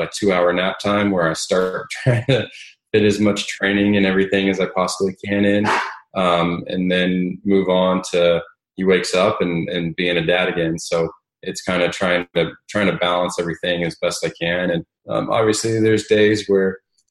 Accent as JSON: {"language": "English", "region": "Southern California", "country": "United States", "tie": "born or raised there", "also_born_or_lived": "Ohio / Knightdale, North Carolina", "moved": "as an adult", "lives_now": "Dallas, United States", "said": "I grew up in Southern California"}